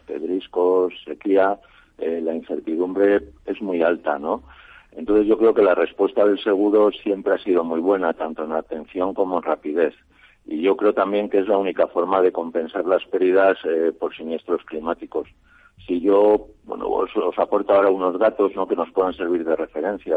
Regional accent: Extremadura, Spain; moved away; yo que soy extremeño

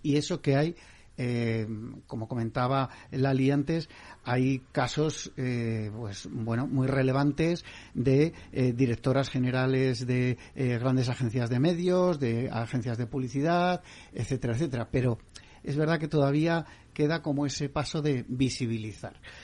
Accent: Basque Country, Spain; mi tierra, Valenciaga

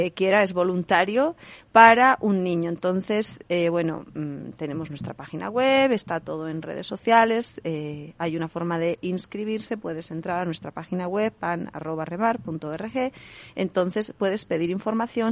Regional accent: Basque Country, Spain; moved away; yo soy del País Vasco, allí se dice Caiso

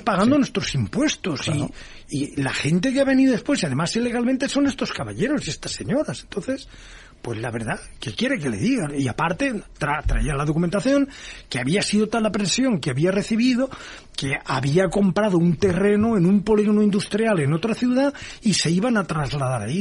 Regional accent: Valencia, Valencian Community, Spain; also born or lived in United States; en Valencia, que es mi tierra

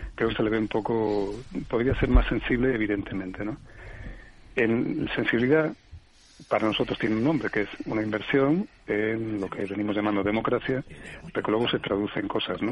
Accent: Asturias, Spain; en mi pueblo, que soy asturiano

